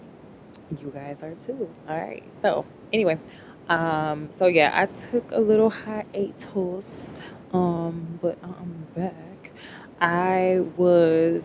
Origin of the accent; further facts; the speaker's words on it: Chicago, Illinois, United States; I am from Chicago